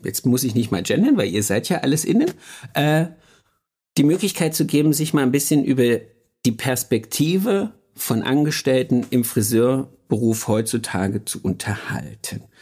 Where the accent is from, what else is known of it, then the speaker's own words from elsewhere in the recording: Thuringia, Germany; moved away; Ich komme aus Thüringen